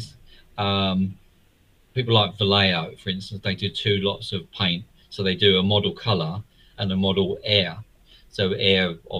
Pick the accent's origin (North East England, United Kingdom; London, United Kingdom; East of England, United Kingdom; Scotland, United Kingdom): London, United Kingdom; I was born in East London.